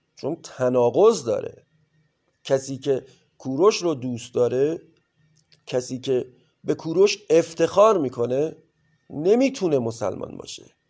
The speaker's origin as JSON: {"language": "Persian", "country": "Iran", "tie": "born or raised there", "said": "ما در کشوری سرزمینی به نام ایران به دنیا اومدیم"}